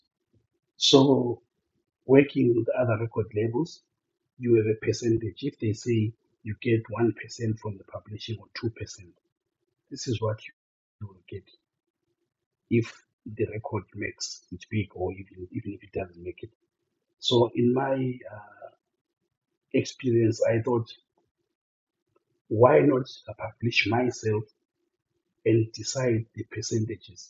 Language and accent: English; Bulawayo, Zimbabwe; I was born and raised in Bulawayo. Grew up in Chabalala Township.